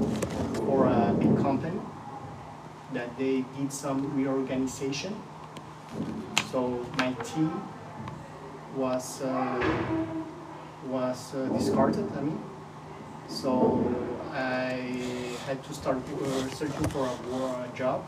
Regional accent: Colombia; moved away as an adult; now in Switzerland; I was born in Colombia. So I lived all my childhood in Colombia

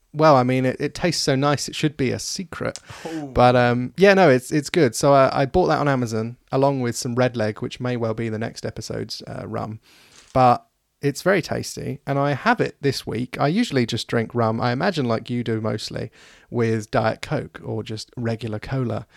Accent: United Kingdom; we're British

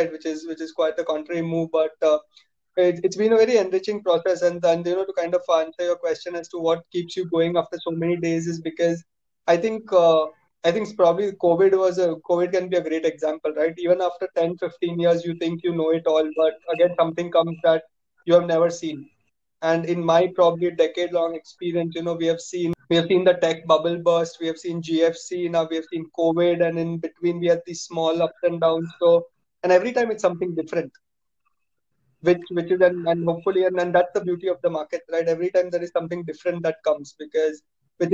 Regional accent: Mumbai, Maharashtra, India; moved away as an adult; also born or lived in United States; Gujarati boy born and raised in Bombay

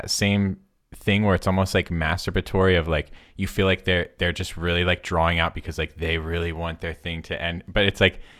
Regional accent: United States; I, I am an American

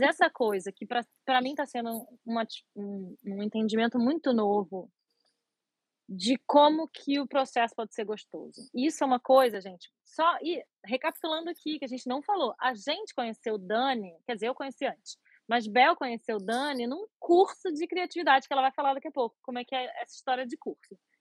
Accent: Rio de Janeiro, Brazil; moved away; Eu moro, moro morava no Rio, minha, sou carioca

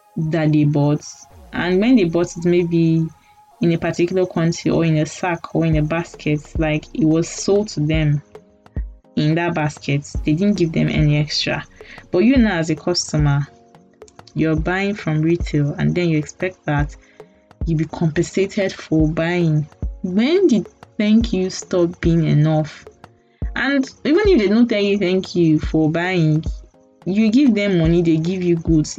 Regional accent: Nigeria; as a Nigerian

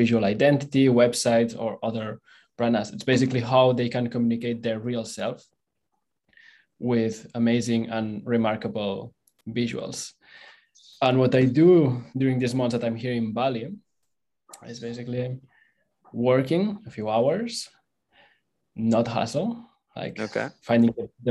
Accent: Barcelona, Catalonia, Spain; English is a second language; moved away as an adult; I'm originally from Barcelona

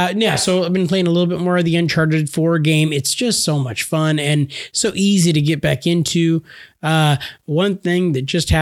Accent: United States; We're American

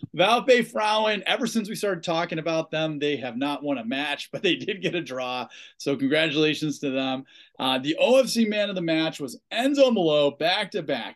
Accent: Ohio, United States; I'm from Ohio

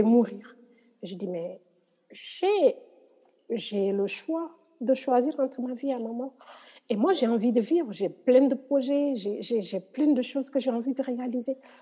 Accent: Senegal; je suis sénégalaise

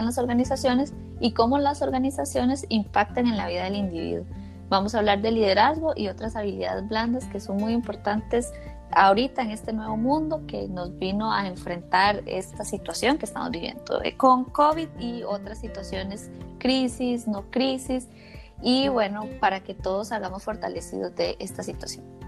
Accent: Costa Rica; como decimos aquí en Costa Rica

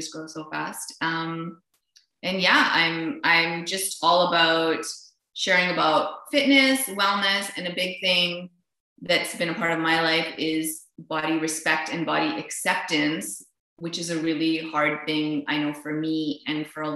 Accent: Vancouver, British Columbia, Canada; also born or lived in Niagara Falls / Winnipeg; I live here in Vancouver. I was born actually in Niagara Falls, but lived most of my life here with a 6-year stint in Winnipeg.

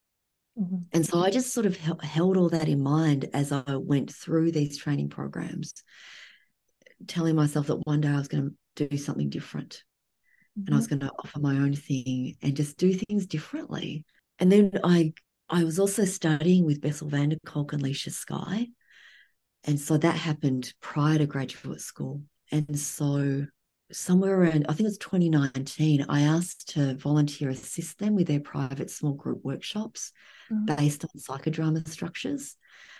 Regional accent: Australia; moved away as an adult; now in United States; being raised in Australia

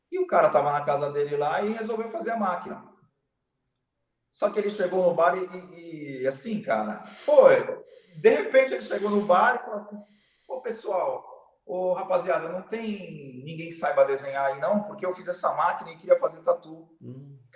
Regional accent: Santos, São Paulo, Brazil; Sou de Santos. Santos.

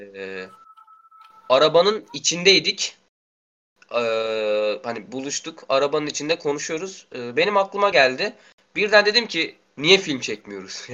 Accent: Karabük Province, Turkey; now in Karasu, Turkey; ben buralı değilim, Karabüklüyüm. Ee, babamın işinden dolayı buradayız biz.

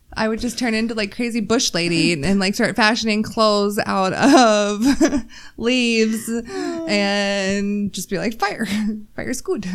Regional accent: Texas, United States; I'm from Texas

